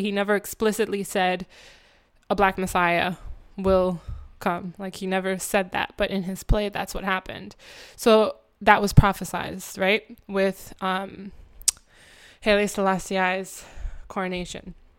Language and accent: English; Jamaica; even as a Jamaican